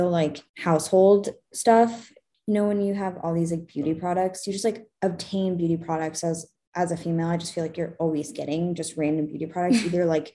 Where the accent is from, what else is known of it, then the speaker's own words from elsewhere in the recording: United States; as an American